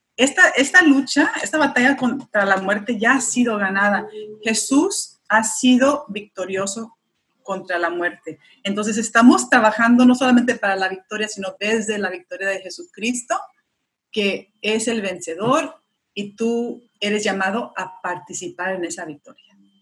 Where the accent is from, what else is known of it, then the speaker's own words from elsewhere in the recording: United States; Spanish is a second language; hablando en público en español, porque no es mi primer, idioma, yo ah, soy estadounidense, mi madre es mexicana